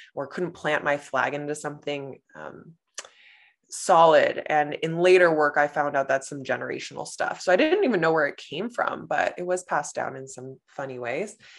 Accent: Los Angeles, California, United States; born or raised there; moved away as an adult; now in Canada

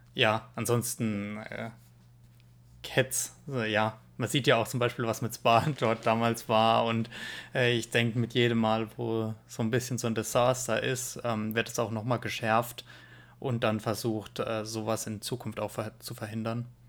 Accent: Germany; bei uns in Deutschland

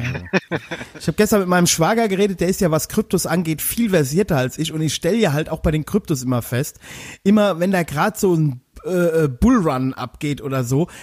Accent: Westerwald, Rhineland-Palatinate, Germany; ich komme ja aus dem Westerwald

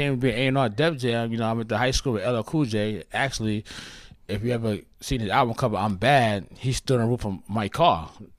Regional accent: New York City, New York, United States; See, I come from Hollis, Queens.

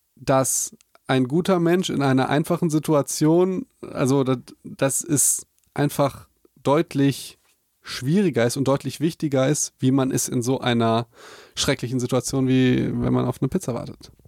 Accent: Germany; Für uns als Deutsche

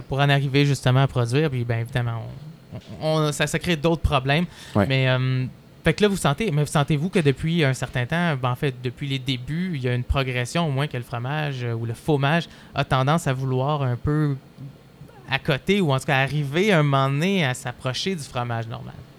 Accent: Quebec, Canada; notre relation avec le fromage aujourd'hui en tant que Québécois

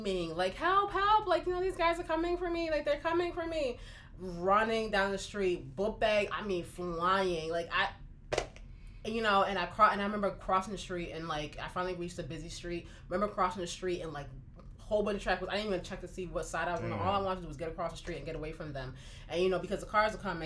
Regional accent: Newark, New Jersey, United States; I grew up in Newark, New Jersey

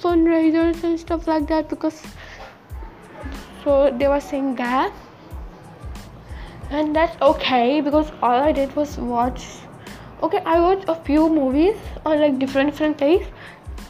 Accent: United States; accent: American; what's my accent? It's like super American.

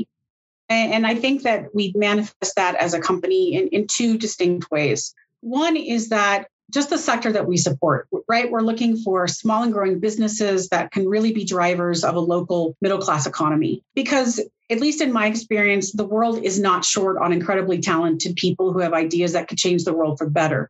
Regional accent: United States; I am an American, but I am the only American-based employee in my entire firm

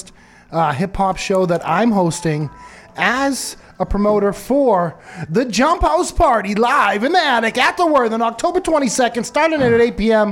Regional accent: Lowell, Massachusetts, United States; coming from the city of Lowell

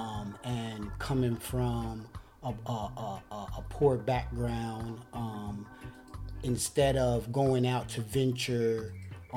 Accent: Cincinnati, Ohio, United States; I was born and raised in Cincinnati

